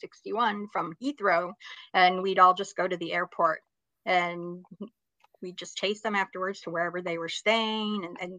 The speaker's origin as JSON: {"language": "English", "town": "Los Angeles", "region": "California", "country": "United States", "tie": "born or raised there", "said": "I grew up in West Los Angeles. Right now, I live about 50 miles north of LA."}